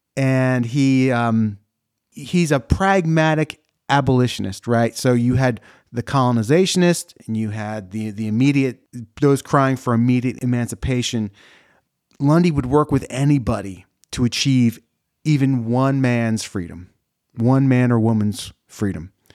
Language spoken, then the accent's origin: English; New Jersey, United States; I'm from New Jersey